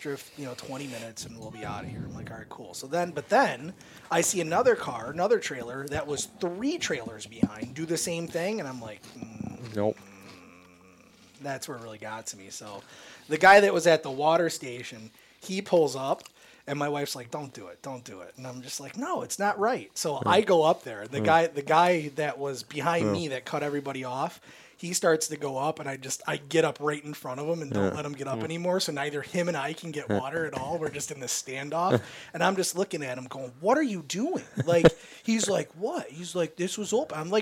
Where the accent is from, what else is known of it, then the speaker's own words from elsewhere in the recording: Michigan, United States; we're from Michigan